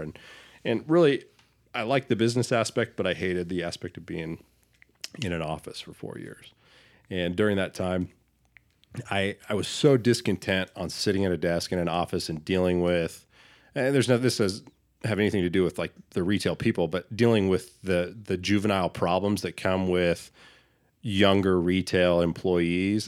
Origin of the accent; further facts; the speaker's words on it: Boise, Idaho, United States; growing up in Boise, being a Boise native